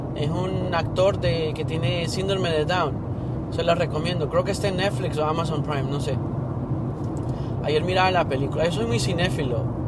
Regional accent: Honduras; moved away; soy de Honduras

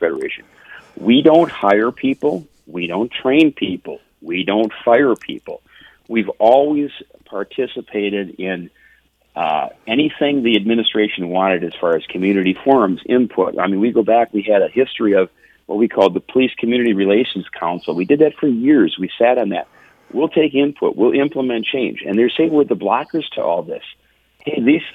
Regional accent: St. Paul, Minnesota, United States; East side of St. Paul

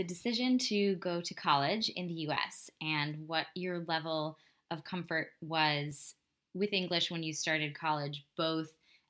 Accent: New York City, New York, United States; accent: New York City; I remember someone actually like pointing out a word that I said with a very New York, strong New York City accent.

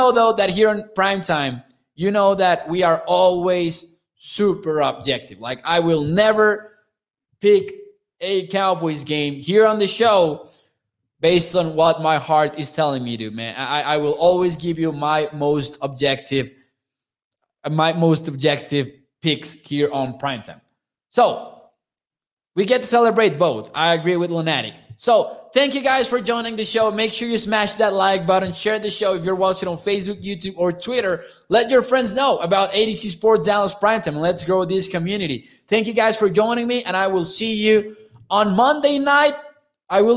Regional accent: Mexico; I'm from Mexico

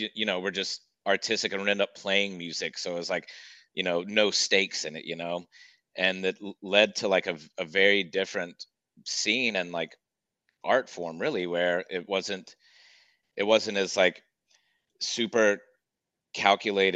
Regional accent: Macon, Georgia, United States; now in Nashville, United States; when I first moved to Nashville, I'm from Macon, Georgia

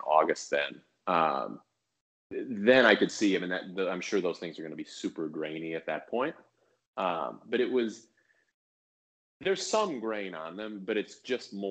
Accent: Chicago, Illinois, United States; also born or lived in Orlando; now in Northern California, United States; I grew up in Chicago

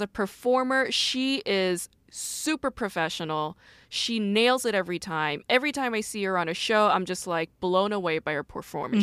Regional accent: South Korea; moved away; born and raised in Korea.

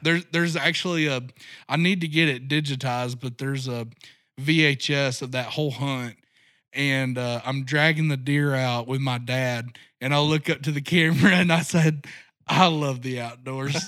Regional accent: Rogers, Arkansas, United States; grew up right here in Northwest Arkansas. Uh, my dad grew up in South Arkansas, but we moved up here when I was a year old. So, my entire growing up has been right here, uh, Rogers area

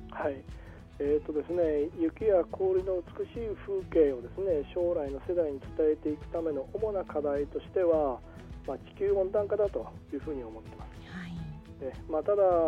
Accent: Kitami, Hokkaido, Japan; 私の地元の北見市

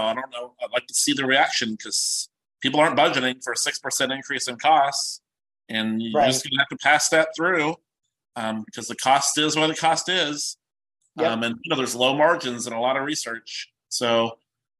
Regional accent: Kentucky, United States; I'm from Kentucky.

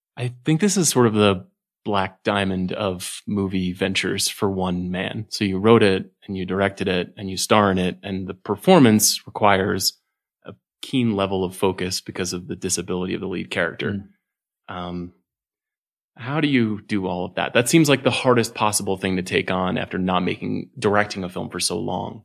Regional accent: Long Island, New York, United States; Growing up in New York on Long Island

